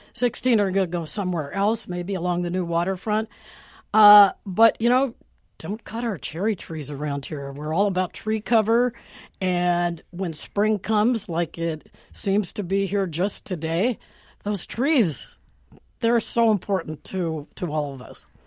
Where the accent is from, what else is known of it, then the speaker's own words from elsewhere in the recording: Pittsburgh, Pennsylvania, United States; now in Seattle, United States; Pittsburgh, where I come from